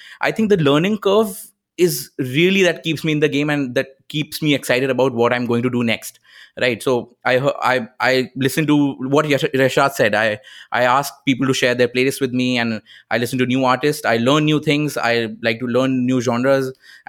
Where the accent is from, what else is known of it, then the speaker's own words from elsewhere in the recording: Kanpur, Uttar Pradesh, India; moved away as an adult; now in Mumbai, India; I came to Mumbai when I was 18 from Kanpur